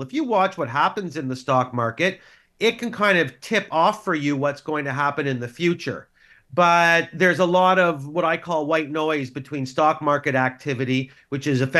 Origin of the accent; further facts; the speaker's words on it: Canada; as a Canadian